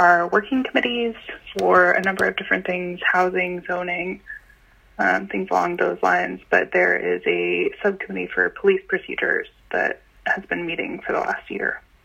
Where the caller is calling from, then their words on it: Boston, Massachusetts, United States; I'm calling from Jamaica Plain